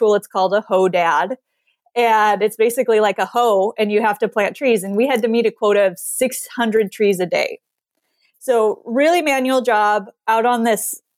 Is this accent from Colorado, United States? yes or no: no; Montana, United States; I grew up in Montana.